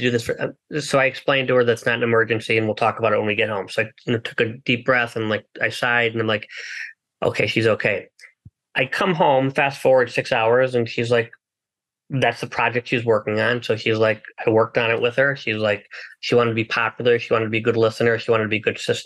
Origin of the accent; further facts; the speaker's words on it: United States; I was born in the United States